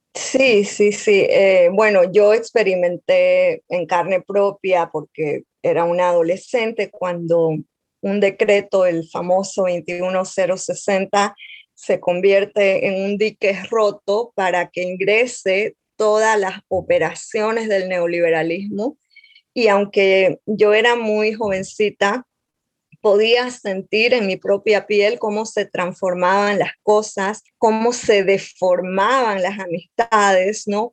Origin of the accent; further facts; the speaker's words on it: Montero, Santa Cruz, Bolivia; yo soy de un pueblo de Bolivia, Montero, que está en, el oriente boliviano, en la zona amazónica del país.